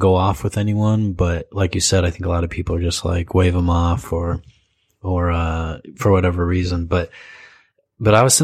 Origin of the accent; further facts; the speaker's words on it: Michigan, United States; now in Japan; I grew up in Michigan